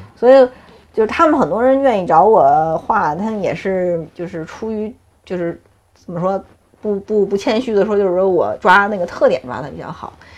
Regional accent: Beijing, China; 我从小就在这儿，我没有离开过

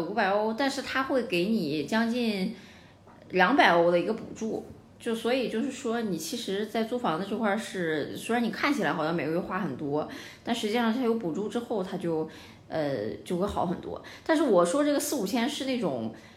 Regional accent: Dalian, Liaoning, China; also born or lived in Nantes, France; 我家乡就大连

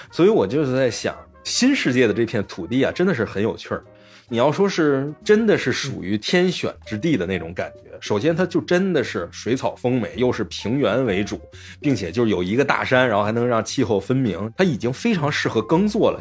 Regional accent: China; 我们作为中国人来讲

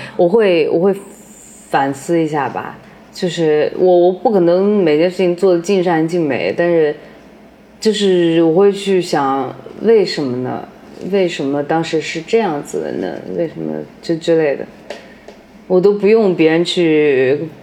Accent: Changsha, Hunan, China; now in Beijing, China; 我老家，他在长沙

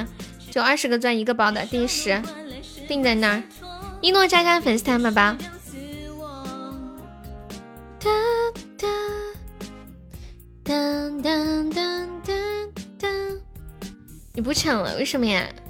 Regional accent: northern China, China; 俺是中国人，就说这个俺字就知道肯定是北方的。

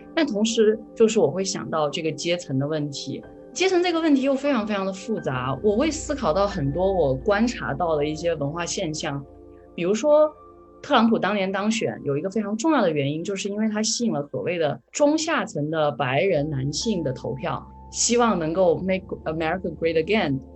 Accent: China; now in United States; 因为我是中国人

